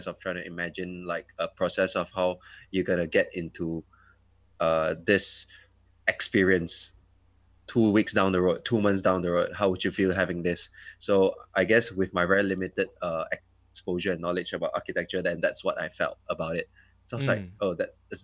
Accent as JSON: {"language": "English", "town": "Petaling Jaya", "region": "Selangor", "country": "Malaysia", "tie": "born or raised there", "also_born_or_lived": "Germany", "said": "I'm from PJ, KL, born and bred there, never left."}